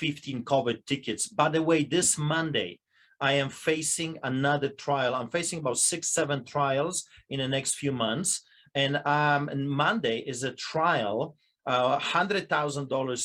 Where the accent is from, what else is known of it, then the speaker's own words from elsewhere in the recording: Poland; now in Canada; I'm a Polish immigrant. I grew up under propaganda